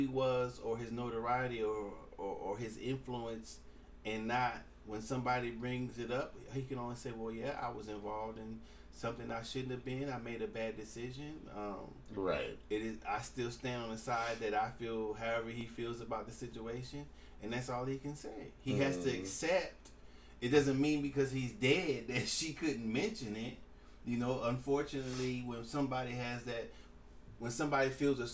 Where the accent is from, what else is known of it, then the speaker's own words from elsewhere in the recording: California, United States; I'm from California